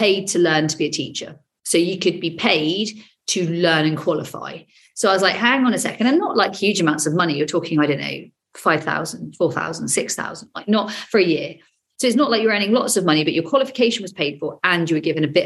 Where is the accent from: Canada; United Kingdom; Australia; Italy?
United Kingdom; Devon, South West England; born or raised there